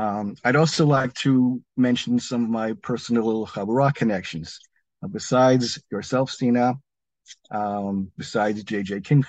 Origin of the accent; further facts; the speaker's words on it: United States; I am no Sfaradi. I'm an American of Ashkenazi origin, Hungarian, German, and Lithuanian.